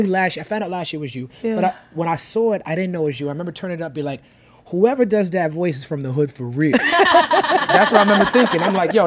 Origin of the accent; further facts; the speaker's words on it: New York, United States; I'm from Brooklyn